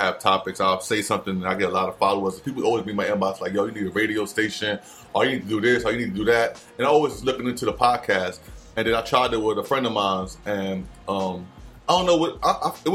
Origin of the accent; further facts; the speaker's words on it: Trenton, New Jersey, United States; from our area, from our demographic